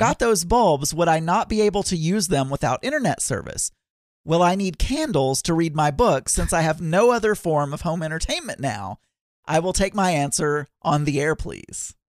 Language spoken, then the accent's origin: English; South Arkansas, United States; I grew up in South Arkansas eating certain types of food